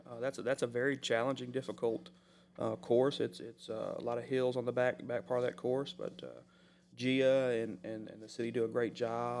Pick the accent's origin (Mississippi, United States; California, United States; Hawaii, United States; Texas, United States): Mississippi, United States; I'm from Mississippi, so I think that's right.